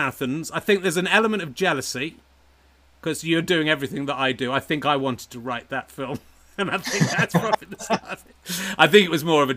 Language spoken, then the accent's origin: English; Dorset, South West England, United Kingdom; it should be Dorset. It's kind of where I grew up